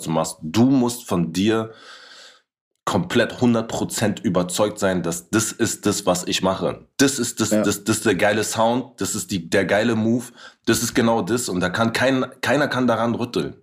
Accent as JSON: {"language": "German", "region": "Berlin", "country": "Germany", "tie": "born or raised there", "said": "wo ich in Kreuzberg groß geworden bin"}